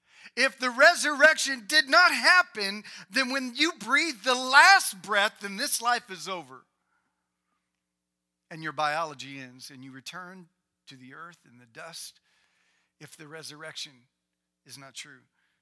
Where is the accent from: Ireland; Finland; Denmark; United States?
United States; Indiana; I grew up in Indiana, and back in the day, you used to give your mom corsages, right?